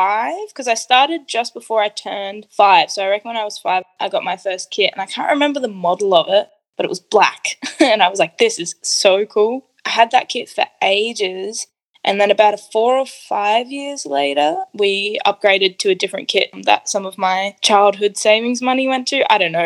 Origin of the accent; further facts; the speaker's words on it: Adelaide, South Australia, Australia; Born here in Adelaide to a beautiful Italian Catholic household.